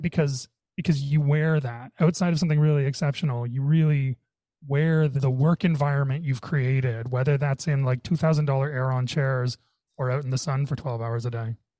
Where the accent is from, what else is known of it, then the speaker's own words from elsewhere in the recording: Canada; I'm Canadian